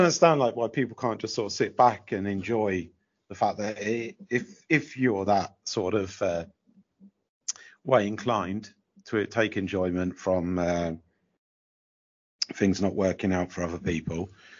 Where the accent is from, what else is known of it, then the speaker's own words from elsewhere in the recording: Wallingford, South East England, United Kingdom; I remember the kebab van in the little town where I grew up in Wallingford, Oxfordshire. Very lovely little area, idyllic, historic. Once was the capital of England for a day, Wallingford.